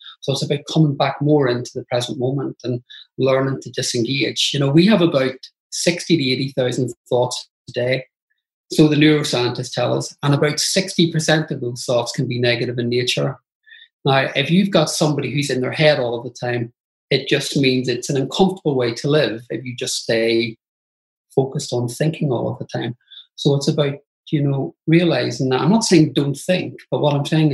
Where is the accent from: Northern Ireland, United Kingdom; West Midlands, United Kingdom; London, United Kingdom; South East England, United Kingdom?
Northern Ireland, United Kingdom; Belfast; I grew up in Belfast and it was a really tough time to grow up in Northern Ireland